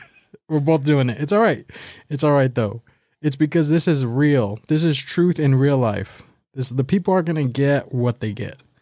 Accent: Baldwin Park, California, United States; I am from Baldwin Park, California

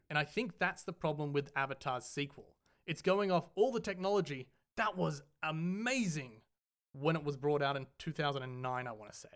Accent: Australia; we are from Australia

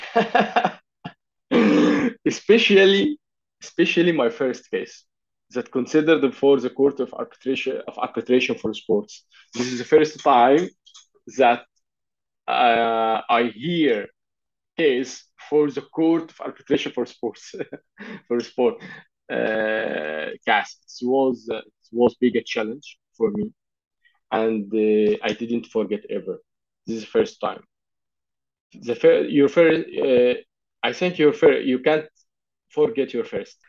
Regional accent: Egypt; I'm a lawyer from Egypt

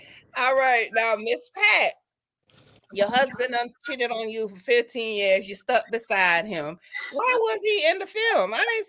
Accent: U.S. Virgin Islands; moved away as an adult; now in United States; I'm from the Virgin Islands and I've been here like over 30 years.

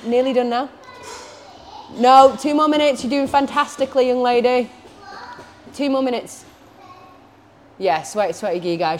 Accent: Australia; I'm owning that as well, yeah. I'm Australian.

